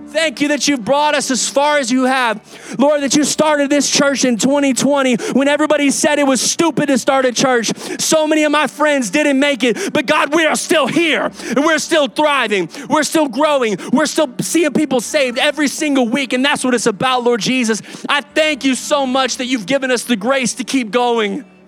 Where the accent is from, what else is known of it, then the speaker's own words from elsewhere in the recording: Kyle, Texas, United States; also born or lived in Oklahoma; I'm from Kyle